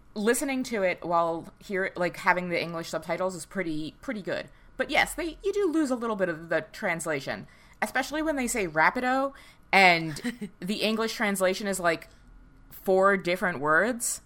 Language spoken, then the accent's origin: English; New York City, New York, United States; accent: Staten Island; moved away